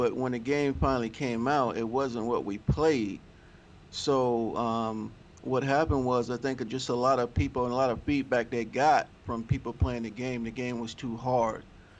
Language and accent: English; Virginia, United States; born there; also born or lived in California; now in Seattle, United States; I'm up here in Seattle, Washington. You know, I was born in Virginia, been in California, but I'm up here in Seattle.